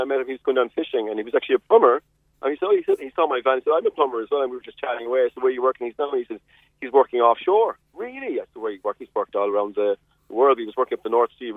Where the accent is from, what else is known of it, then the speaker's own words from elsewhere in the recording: Carrigaline, Munster, Ireland; now in West Cork, Ireland; I grew up in Carrigaline